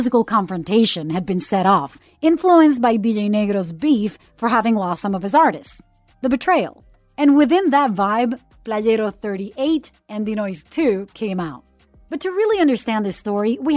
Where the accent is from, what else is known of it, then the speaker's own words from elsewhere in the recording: Puerto Rico; I'm a CBS News correspondent born and raised in Puerto Rico, the cradle of reggaeton